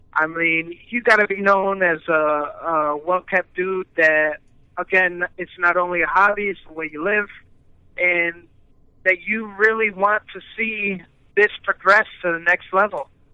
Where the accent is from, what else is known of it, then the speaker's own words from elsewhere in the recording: United States; I'm the only Mexican member out of my family born in the United States